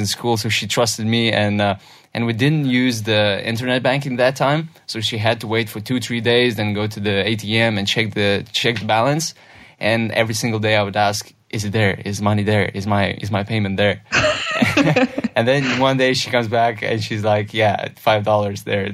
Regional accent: Lithuania; it started in a very little village in Lithuania

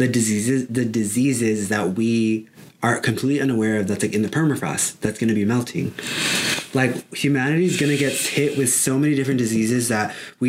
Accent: San Diego, California, United States; now in Phoenix, United States; I'm from San Diego

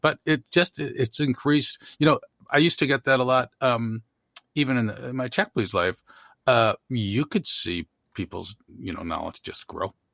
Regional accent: Chicago, Illinois, United States; When I was growing up in Chicago

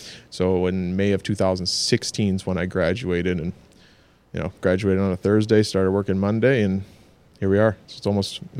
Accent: Clinton, New York, United States; I grew up right in Clinton, born and raised.

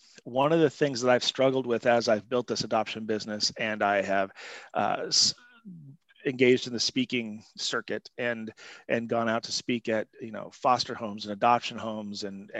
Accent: Montana, United States; also born or lived in all over the country; I was adopted by my family, where great family, where I was raised and lived in Montana and all over the country.

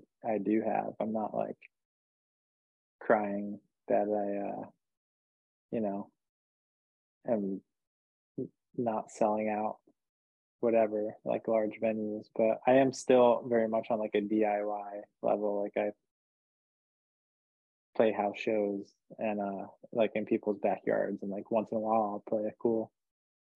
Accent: New Jersey, United States; also born or lived in New Hampshire; now in New York, United States; I'm from New Hampshire, but I'm really from New Jersey

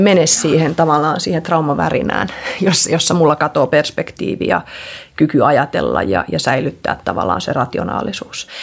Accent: Finland; also born or lived in Sweden; kun me muutettiin sieltä Ruotsista Suomeen, niin sitten mä olin, olin yhdeksänvuotiaana taas Suomesta

